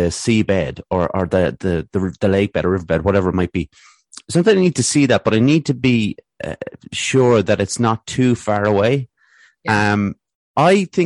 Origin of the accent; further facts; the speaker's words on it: Athlone, Leinster, Ireland; growing up in Athlone here